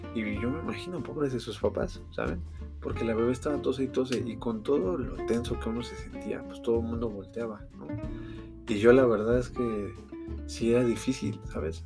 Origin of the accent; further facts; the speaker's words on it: Mexico City, Mexico; soy de la Ciudad de México